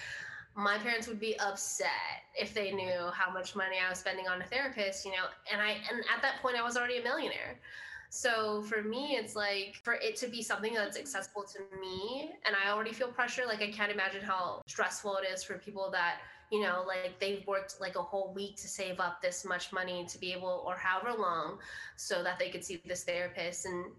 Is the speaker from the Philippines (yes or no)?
yes; Philippines; It's like, well, I am Filipino. That's a part of who I am.